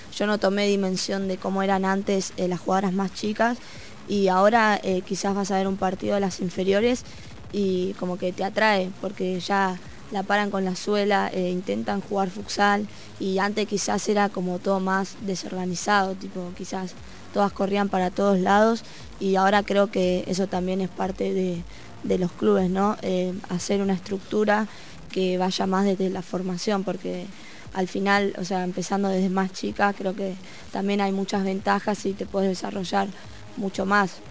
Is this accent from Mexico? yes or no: no; Avellaneda, Buenos Aires Province, Argentina; yo soy de Avellaneda